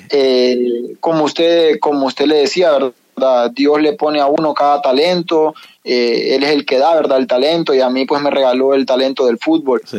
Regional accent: San Pedro Sula, Cortés, Honduras; Bueno, vengo de, de, Honduras, yo soy hondureño, de la ciudad de San Pedro Sula.

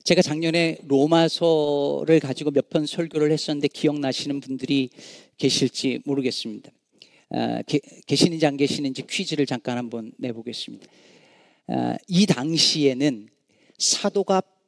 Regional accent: South Korea; now in Chicago, United States; 우리 한국 남자들

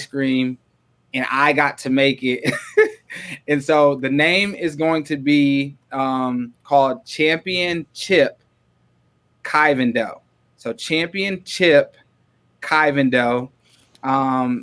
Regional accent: Waterloo, Iowa, United States; now in Ames, United States; we moved up to Waterloo. And so I went through middle school and high school in Waterloo. And that's what I consider home. That's where I feel like I grew up

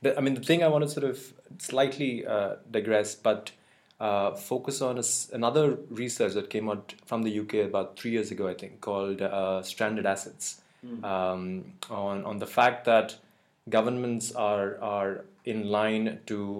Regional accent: India; moved away; I come from India

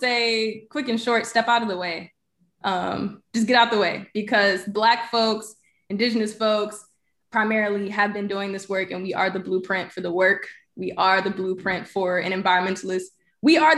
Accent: Birmingham, Alabama, United States; I grew up in Birmingham, though, so I claim it

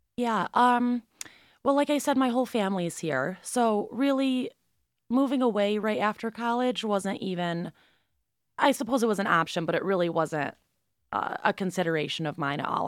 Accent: Binghamton, New York, United States; I'm from Binghamton originally. I grew up here, and I went to Binghamton High School

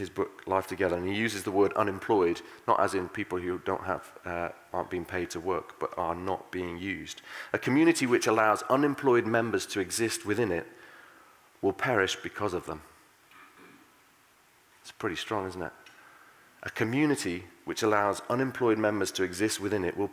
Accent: United Kingdom; We're British

